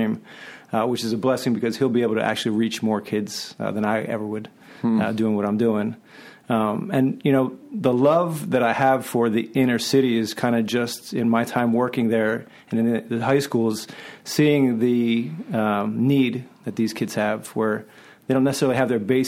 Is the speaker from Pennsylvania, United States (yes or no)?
yes; Philadelphia, Pennsylvania, United States; moved away; I'm originally from Philadelphia